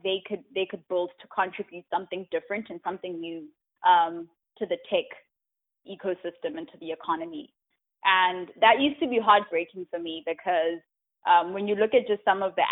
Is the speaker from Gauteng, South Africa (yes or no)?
yes; Johannesburg, Gauteng, South Africa; moved away as an adult; also born or lived in Charlotte, North Carolina; now in United States; I'm from South Africa. I grew up in Johannesburg, and I came to the U.S. 6 years ago for school